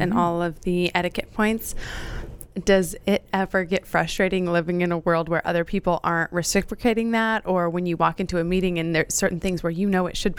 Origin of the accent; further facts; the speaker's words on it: Idaho, United States; I'm not. I'm from Idaho. My parents are from California.